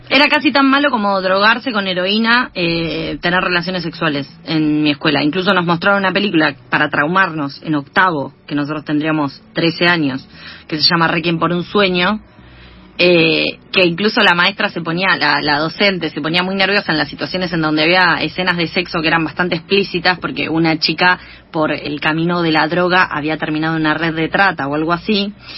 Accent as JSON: {"language": "Spanish", "town": "Junín", "region": "Buenos Aires Province", "country": "Argentina", "said": "somos las dos de Junín"}